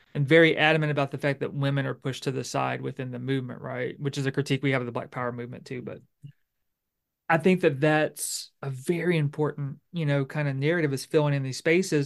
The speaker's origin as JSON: {"language": "English", "area": "Bossier Parish", "region": "Louisiana", "country": "United States", "said": "I'm from Louisiana, I'm from Bossier Parish"}